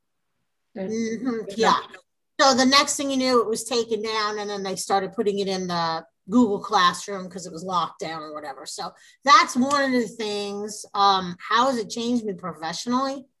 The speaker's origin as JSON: {"language": "English", "region": "New York", "country": "United States", "moved": "yes", "lives_now": "Texas, United States", "said": "we're from New York"}